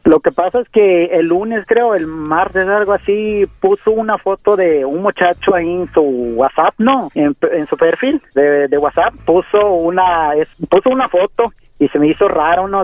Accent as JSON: {"language": "Spanish", "region": "Mexico City", "country": "Mexico", "tie": "born or raised there", "also_born_or_lived": "Oaxaca", "said": "yo soy de Oaxaca, pero eh, todo el tiempo me la he pasado en la Ciudad de México, en Ciudad de México crecí más que nada"}